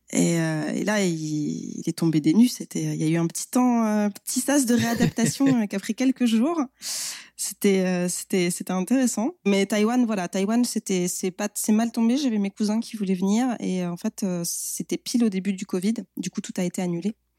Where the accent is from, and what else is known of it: France